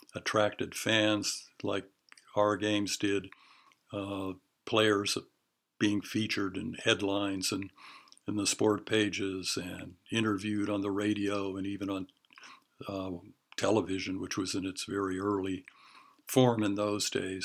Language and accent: English; Honolulu, Hawaii, United States; born or raised there; also born or lived in Western Pennsylvania; now in Oregon, United States